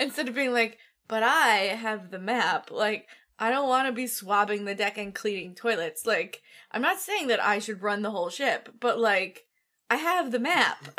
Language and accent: English; Midwest, United States; I'm from the Midwest